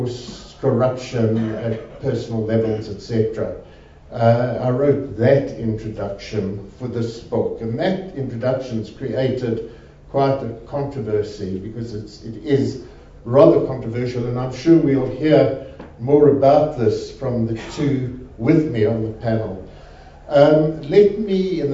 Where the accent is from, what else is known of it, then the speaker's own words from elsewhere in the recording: Johannesburg, Gauteng, South Africa; I happen to come from a lower class Jewish white background in Yeovil.